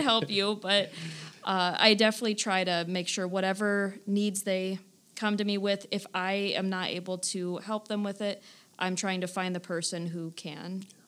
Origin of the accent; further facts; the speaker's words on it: Stark County, Northeast Ohio, United States; I'm from this area, you know, born and raised in Stark County, went to Kent State University, so I am just Northeast Ohio through and through.